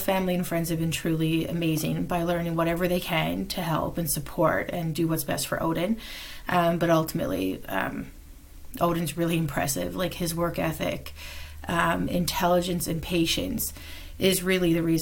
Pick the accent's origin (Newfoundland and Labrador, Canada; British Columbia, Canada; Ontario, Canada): Newfoundland and Labrador, Canada; Mount Pearl; moved away as an adult; also born or lived in Regina, Saskatchewan; I'm originally from Mount Pearl, Newfoundland